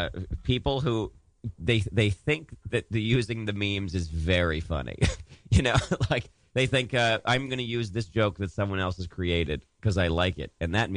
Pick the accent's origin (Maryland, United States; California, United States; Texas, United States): Maryland, United States